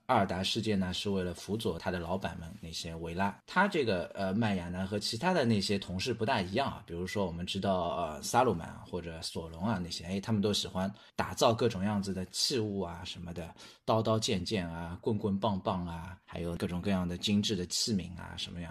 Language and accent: Chinese; China; 就有点类似于我们中国人说的那种鬼上身或者灵魂附体那种感觉。